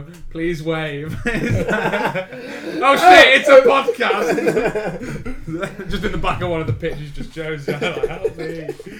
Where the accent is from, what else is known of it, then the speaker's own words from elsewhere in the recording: Manchester, North West England, United Kingdom; I'm from Manchester